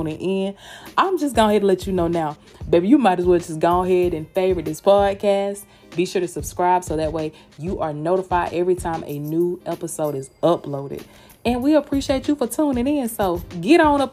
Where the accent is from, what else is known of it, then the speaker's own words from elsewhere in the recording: Georgia, United States; accent: Southern; now in Tampa, United States; I'm from Georgia, baby. I live in Tampa, Florida, but girl, honey, your girl is from Georgia